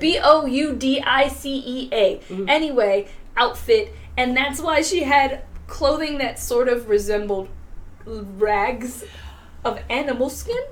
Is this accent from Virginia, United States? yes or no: yes; Virginia, United States; I am from Virginia as well. Uh, five years in Richmond